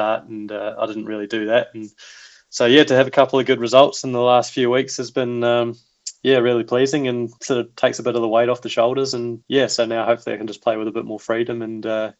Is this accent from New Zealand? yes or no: yes; Wellington, New Zealand; Oh, 100%. I mean, I just look back to my days playing, you know, Miramar Golf Club out by the airport, and you get these 50, 60K southerlies